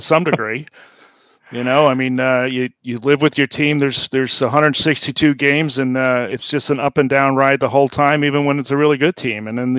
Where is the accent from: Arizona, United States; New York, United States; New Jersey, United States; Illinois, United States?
New York, United States; moved away as an adult; now in Seattle, United States; I am originally from New York. I joined the Navy out of high school and moved around the country quite a bit.